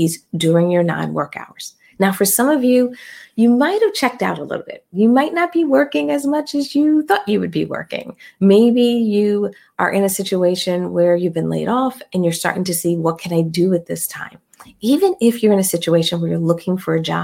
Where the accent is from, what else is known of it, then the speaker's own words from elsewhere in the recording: Philadelphia, Pennsylvania, United States; I'm from Philly